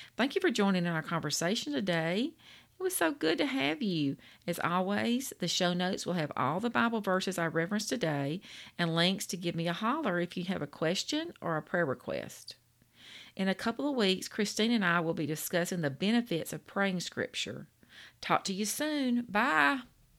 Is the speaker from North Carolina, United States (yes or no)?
no; Louisiana, United States; I'm from Louisiana. We the food state